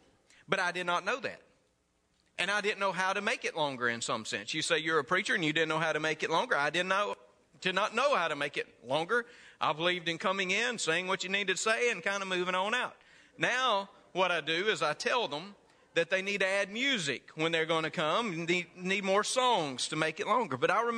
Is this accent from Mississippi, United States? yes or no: yes; Mississippi, United States; Now, I came from North Mississippi, where weddings did not last but maybe about 30 minutes.